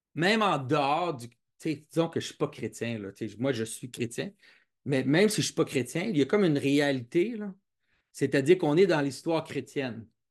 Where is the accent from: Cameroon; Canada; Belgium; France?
Canada; Quebec; je, suis, québécois, j'ai grandi au Québec